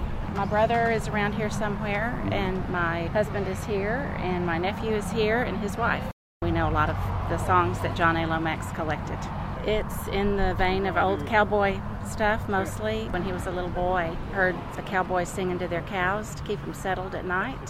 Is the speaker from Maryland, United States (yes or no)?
no; Meridian, Texas, United States; now in San Angelo, United States; from San Angelo, Texas, and I was born in Meridian.